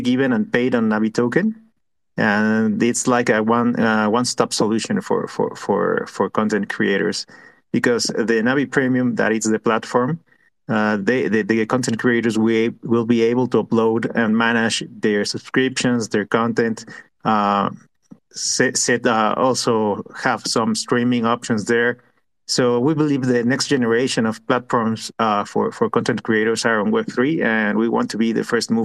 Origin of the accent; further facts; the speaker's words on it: Mexico; We are from Mexico